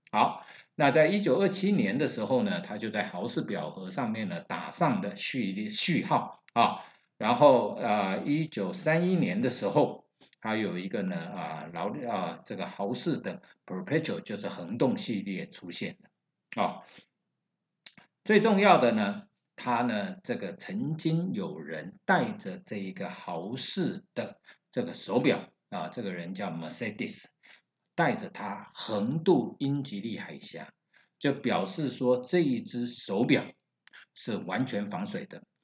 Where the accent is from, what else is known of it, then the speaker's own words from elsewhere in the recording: Taiwan; 我们台湾人一般把它叫做罗雷